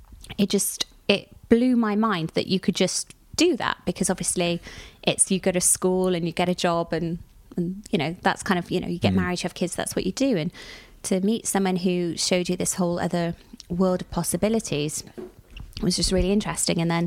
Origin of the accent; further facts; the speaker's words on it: Cardiff, Wales, United Kingdom; growing up in Cardiff.